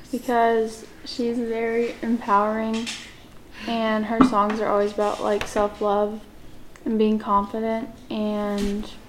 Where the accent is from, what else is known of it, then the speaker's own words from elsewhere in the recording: Chicago, Illinois, United States; moved away; I'm from Chicago